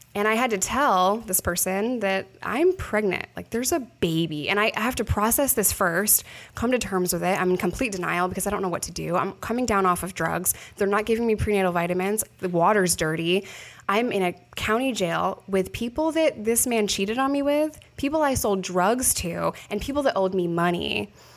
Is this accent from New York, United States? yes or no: yes; New York, United States; moved away; I'm a New Yorker